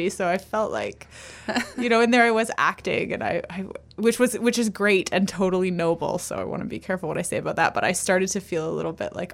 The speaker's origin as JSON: {"language": "English", "region": "Ontario", "country": "Canada", "lives_now": "Victoria, Canada", "said": "I came from Ontario."}